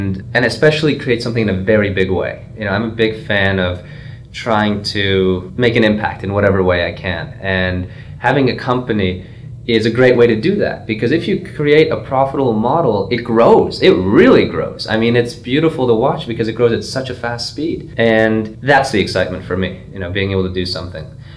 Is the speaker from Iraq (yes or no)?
no; Canada; moved away as an adult; now in Trenton, United States; I'm Canadian